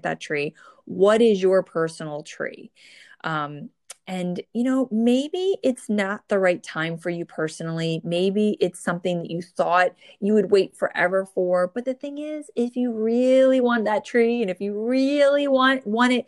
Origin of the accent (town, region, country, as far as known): New Jersey, United States; born or raised there